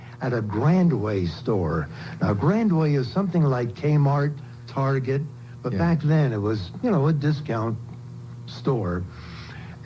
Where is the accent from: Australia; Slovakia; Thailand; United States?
United States; New Jersey; moved away as an adult; also born or lived in Rochester, New York / Punxsutawney, Pennsylvania / Tampa, Florida; now in Florida, United States; In New Jersey. I'm a Jersey boy